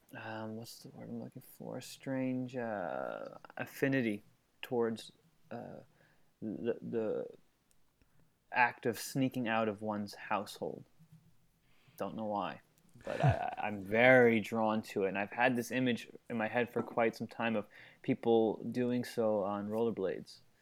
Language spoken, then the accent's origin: English; Long Island, New York, United States; moved away as an adult; now in Los Angeles, United States; New York, Long Island, where I grew up